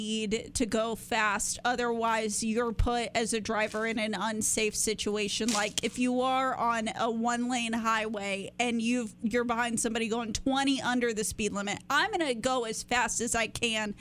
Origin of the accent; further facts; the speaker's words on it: Texas, United States; I grew up in Texas. I learned how to drive in Texas.